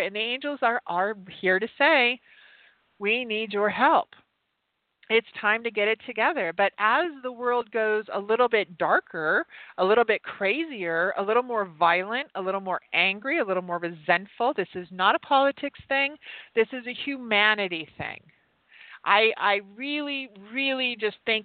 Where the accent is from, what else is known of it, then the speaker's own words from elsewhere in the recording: Utah, United States; moved away; Utah, which is my home state. I don't live there anymore